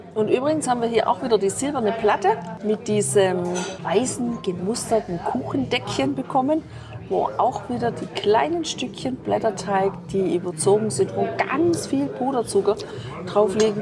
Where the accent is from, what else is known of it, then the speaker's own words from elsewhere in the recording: Germany; bei uns in Deutschland